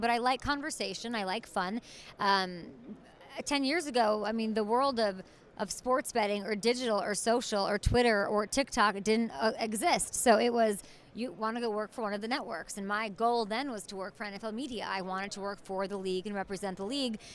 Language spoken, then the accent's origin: English; Chicago, Illinois, United States; I grew up in Chicago